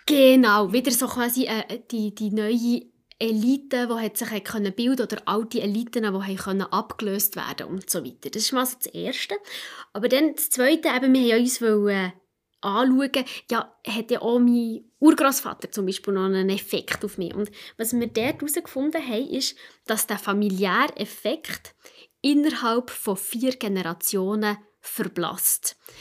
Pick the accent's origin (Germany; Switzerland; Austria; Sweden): Switzerland; bei uns in der Schweiz